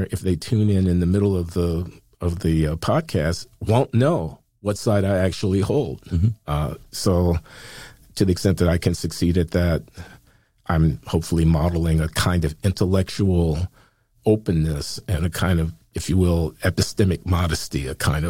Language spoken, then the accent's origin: English; Chicago, Illinois, United States; I grew up in Chicago in the 1950s and 60s